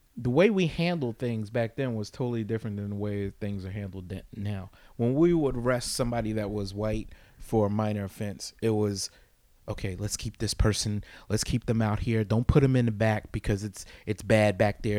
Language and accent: English; East Orange, New Jersey, United States; I grew up in East Orange and I worked for that city